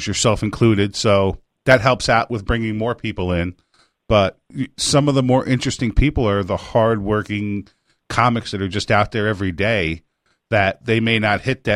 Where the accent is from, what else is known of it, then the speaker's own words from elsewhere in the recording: Orange County, New York, United States; I grew up in Orange County, New York, which is like 10 minutes from where their show is